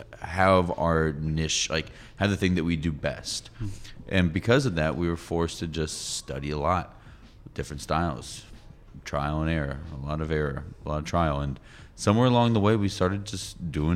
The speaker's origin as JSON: {"language": "English", "town": "Atlanta", "region": "Georgia", "country": "United States", "said": "I'm from Atlanta. I love my city"}